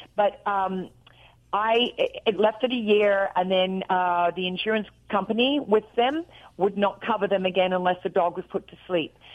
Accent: Australia; accent: Australian; moved away as an adult; now in Nashville, United States; I'm real Australian.

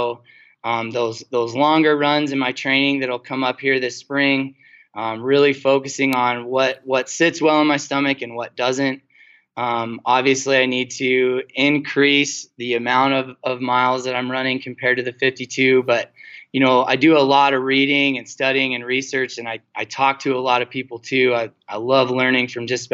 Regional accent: Bighorn Mountains, Wyoming, United States; I grew up running around the Bighorn

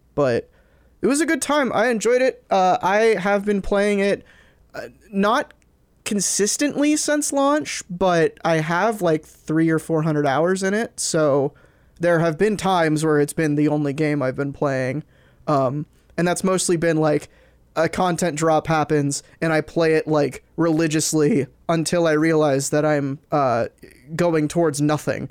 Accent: Texas, United States; I'm from Uh, Texas

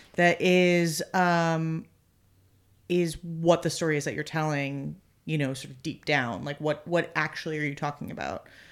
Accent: New York, United States; moved away as an adult; now in Los Angeles, United States; I grew up in New York. I'd gone to school there.

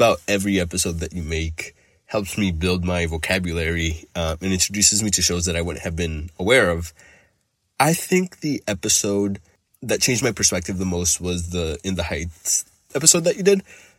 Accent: Honduras; English is a second language; now in St. Paul, United States; I'm calling from St. Paul in Minnesota. Happy 50th episode. I'm originally from Honduras, where musical theater isn't very widely available.

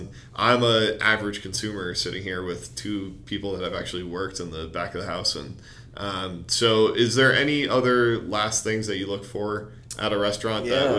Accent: New Jersey, United States; moved away; I'm from New Jersey, and back home, you know, we have diners

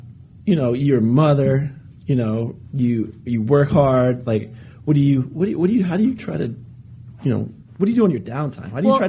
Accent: Charlotte, North Carolina, United States; My hometown. I mean, you'll love the people of Charlotte. They'll greet you with open arms. Southern hospitality.

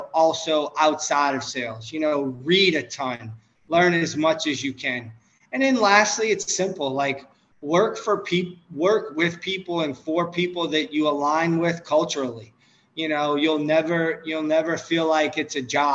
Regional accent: New Orleans, Louisiana, United States; I'm from New Orleans

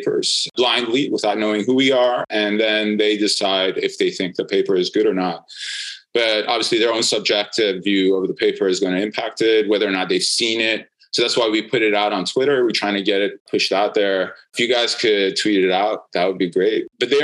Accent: New York, United States; moved away as an adult; my hometown in New York

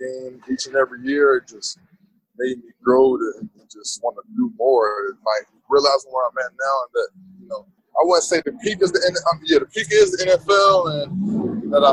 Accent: Abington, Pennsylvania, United States; now in Gainesville, United States; I grew up in a place called Abington. It's about 20 minutes from Philadelphia

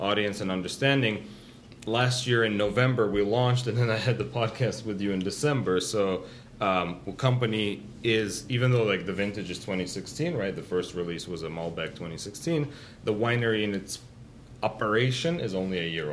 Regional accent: California, United States; We're a Californian-Armenian family

